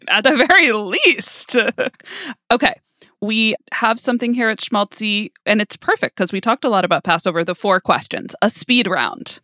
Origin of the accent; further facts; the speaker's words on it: New York, United States; I grew up in New York, but I grew up in a very culturally Jewish way